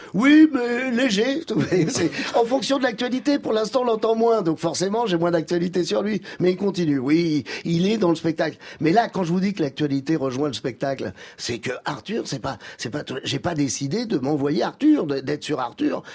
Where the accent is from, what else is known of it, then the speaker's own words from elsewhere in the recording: Algeria; je suis né en Algérie